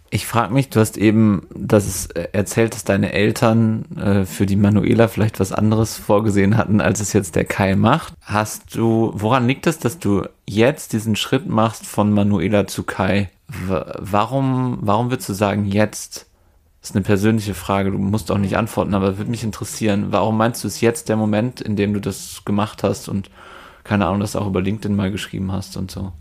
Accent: Werther, North Rhine-Westphalia, Germany; Von Werther Westfalen aus, wo ich herkomme

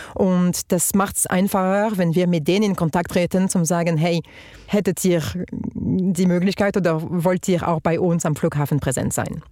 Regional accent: France; accent: French; German is a second language; moved away as an adult; also born or lived in Germany; now in Switzerland; ich bin Französin, wie man hört, ähm, Britin von Mutterseite und seit 14 Jahren in der Schweiz

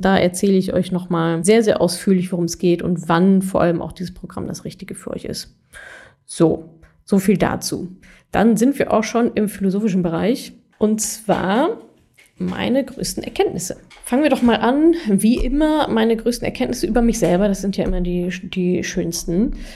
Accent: Ruhr area, North Rhine-Westphalia, Germany; ich habe auch ganz viele aus meiner Heimat hier in NRW, Ruhrpott

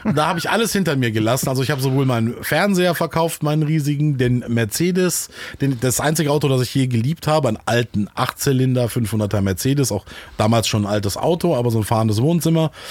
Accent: Solingen, North Rhine-Westphalia, Germany; also born or lived in Düsseldorf; now in Hamburg, Germany; ich komme eigentlich, bin geboren in Solingen

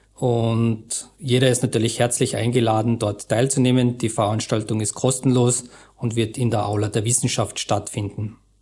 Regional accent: Austria; wir als Österreicher

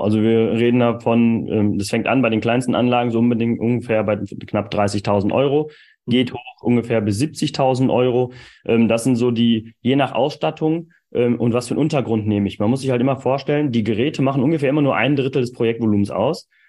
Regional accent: East Frisia, Lower Saxony, Germany; als Ostfriese sagen. Also ich komme ja aus Ostfriesland

